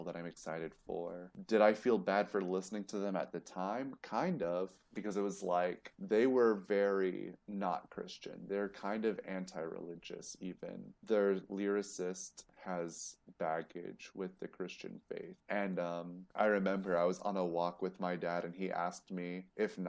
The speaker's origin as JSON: {"language": "English", "town": "Columbia", "region": "South Carolina", "country": "United States", "said": "That's where I'm from."}